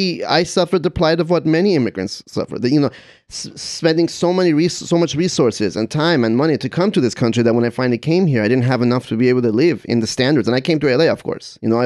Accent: Czechia; I'm from the Czech Republic, and we have some of the best sausages in the world.

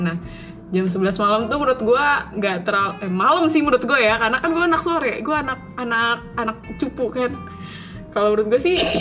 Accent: East Jakarta, Jakarta, Indonesia; moved away as an adult; now in Malaysia; gue asal Jakarta Timur dan gue sekarang ada di Malaysia untuk berkuliah

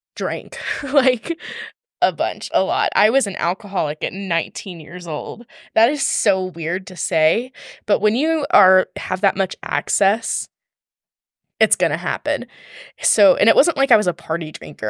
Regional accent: Georgia, United States; also born or lived in Atlanta, Georgia / Rome, Georgia; I was born and raised in Georgia

